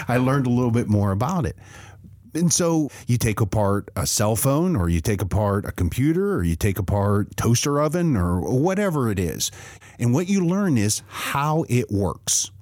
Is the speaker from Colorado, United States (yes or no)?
no; Western Pennsylvania, United States; moved away; I grew up in Western Pennsylvania.